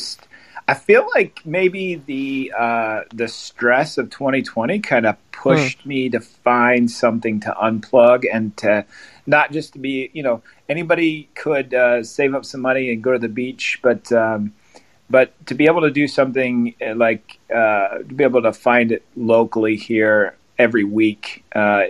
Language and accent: English; Glandorf, Ohio, United States; also born or lived in Findlay, Ohio / Iowa; I was born and raised in Glandorf